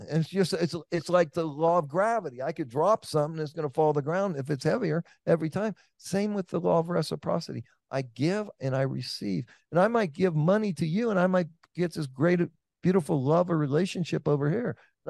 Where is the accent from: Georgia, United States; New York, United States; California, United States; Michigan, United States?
California, United States; Oakland; you're in Atlanta, I'm from Oakland.